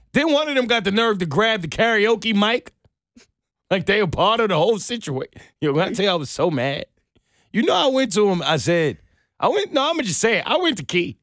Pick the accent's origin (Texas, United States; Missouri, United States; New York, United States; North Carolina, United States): New York, United States; moved away; I'm from New York